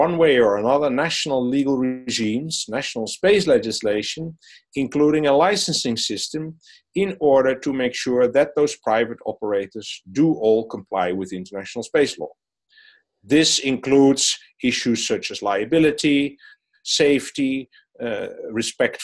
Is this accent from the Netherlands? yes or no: yes; Netherlands; a private consultant in my home country in the Netherlands